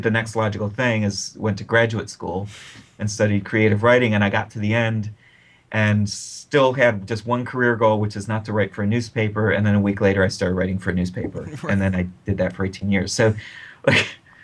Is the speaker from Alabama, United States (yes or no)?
no; Akron, Ohio, United States; my hometown newspaper